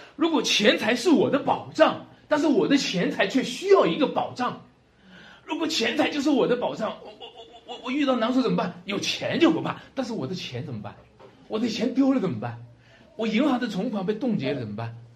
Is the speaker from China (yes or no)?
yes; China; 我们中国人常常讲一句话哈